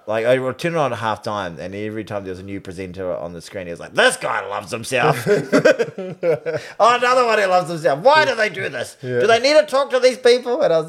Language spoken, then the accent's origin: English; New Zealand; I'm a New Zealander.